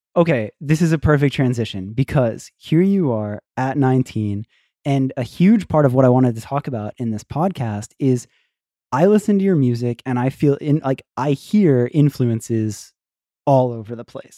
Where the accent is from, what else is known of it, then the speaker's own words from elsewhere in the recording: Florida, United States; I was from Florida